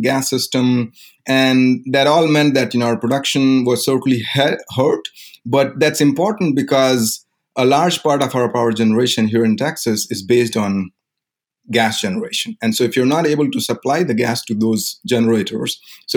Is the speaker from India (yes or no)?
yes; India; moved away as an adult; I grew up in India. I was there until the age of 22.